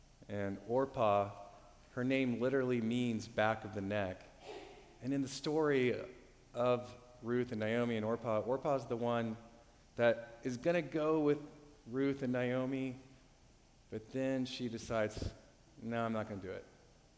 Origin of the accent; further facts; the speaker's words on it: Oklahoma City, Oklahoma, United States; now in Cincinnati, United States; I'm from Oklahoma City, so I grew up with the Big 12